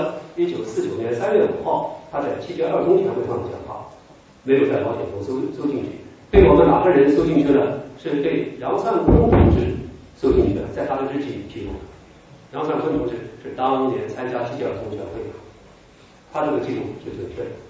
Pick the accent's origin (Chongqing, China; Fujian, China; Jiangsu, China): Jiangsu, China; 还有我们江苏的这个许世友